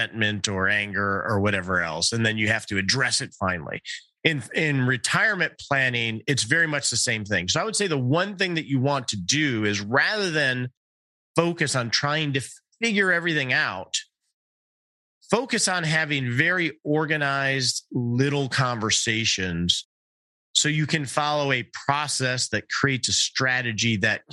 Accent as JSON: {"language": "English", "town": "Detroit", "region": "Michigan", "country": "United States", "tie": "born or raised there", "said": "I grew up in the Detroit area"}